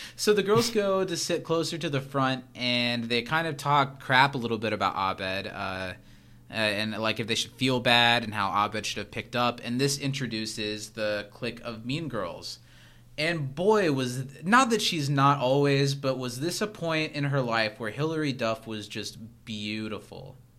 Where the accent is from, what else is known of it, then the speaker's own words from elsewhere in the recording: Midwest, United States; a young boy growing up in the Midwest